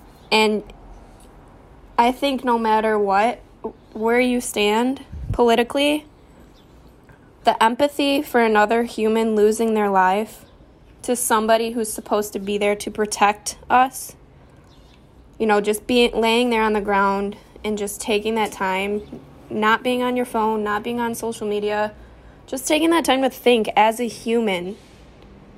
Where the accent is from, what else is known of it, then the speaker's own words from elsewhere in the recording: Riverview, Michigan, United States; moved away; my hometown of Riverview. It's a small city outside of Detroit